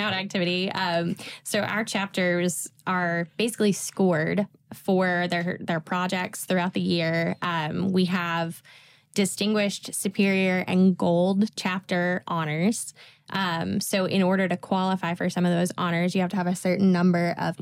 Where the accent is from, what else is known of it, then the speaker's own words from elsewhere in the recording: Tennessee, United States; I'm from a really small town in Tennessee